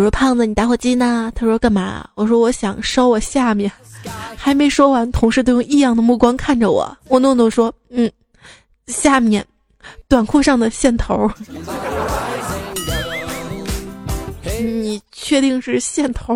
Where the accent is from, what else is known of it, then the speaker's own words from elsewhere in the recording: Northeast China, China; 我们东北这边儿